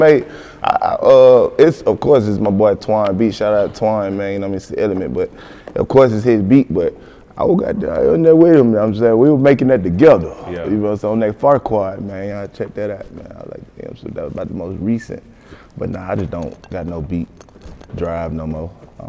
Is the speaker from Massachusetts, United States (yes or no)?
no; Decatur, Georgia, United States; Flesh Old, Candler, all up through that way, through the Glenwoods, to the Columbia's, all McAfee's, all through that way.